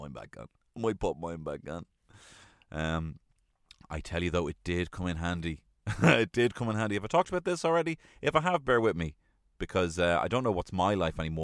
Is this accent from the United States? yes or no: no; Ireland; we as Irish people